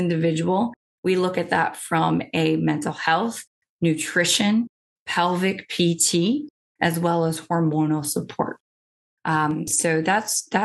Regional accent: Midwest, United States; I'm from the Midwest

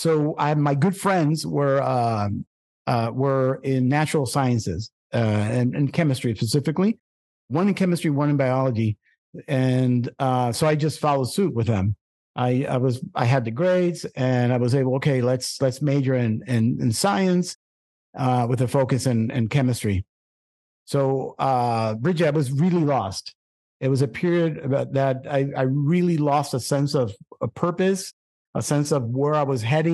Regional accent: Puerto Rico; also born or lived in Brooklyn; It was a little bit rough for me, I remember, because of I'm moving from Brooklyn to a very rural part of Puerto Rico country.

